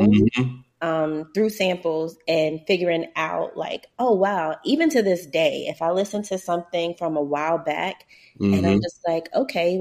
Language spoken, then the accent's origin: English; New York City, New York, United States; moved away; also born or lived in South Florida; where I grew up in Harlem is the same block that Big O's from